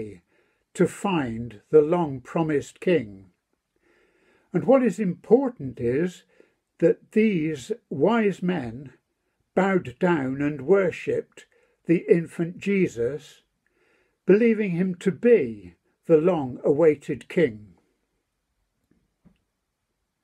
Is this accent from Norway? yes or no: no; United Kingdom; we're British